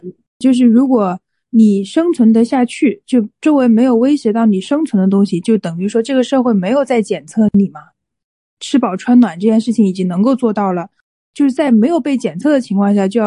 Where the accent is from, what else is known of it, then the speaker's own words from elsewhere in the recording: Hunan, China; 作为一个湖南人。作为一个湖南人，